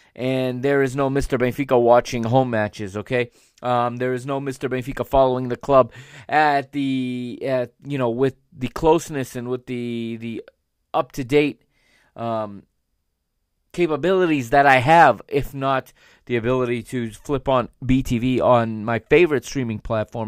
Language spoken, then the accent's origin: English; United States; I am an American